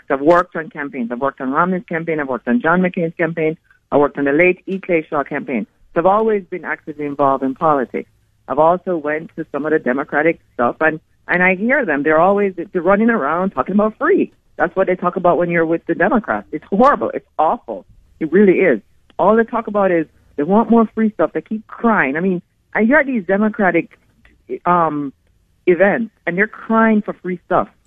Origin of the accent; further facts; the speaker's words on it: Jamaica; now in United States; I came from Jamaica and I brought my kids to a country that might end up being a socialist country.